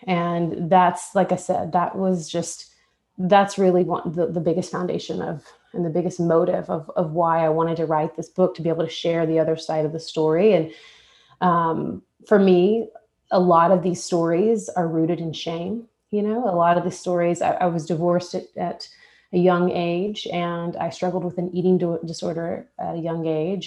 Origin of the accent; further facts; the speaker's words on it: Texas, United States; moved away as an adult; now in Nashville, United States; I'm from Texas